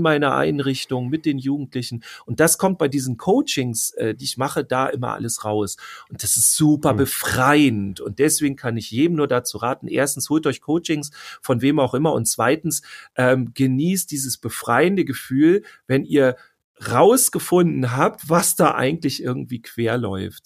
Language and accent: German; Germany; bei uns in Deutschland